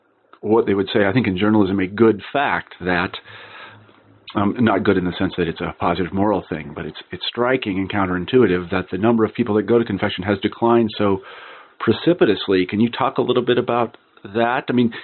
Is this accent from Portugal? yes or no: no; Midwest, United States; I'm from the American Midwest, and I was raised a Lutheran